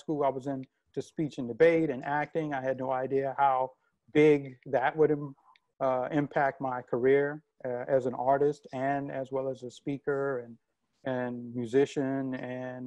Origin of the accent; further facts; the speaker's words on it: New Orleans, Louisiana, United States; I grew up in New Orleans too